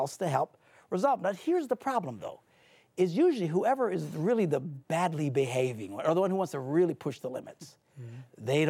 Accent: Green Bay, Wisconsin, United States; I'm from Green

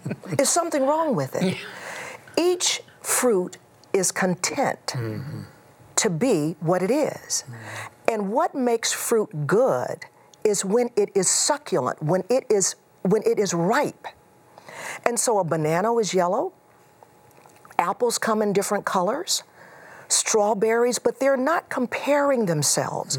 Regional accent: Houston, Texas, United States; moved away; also born or lived in Chicago area; I grew up in Houston.

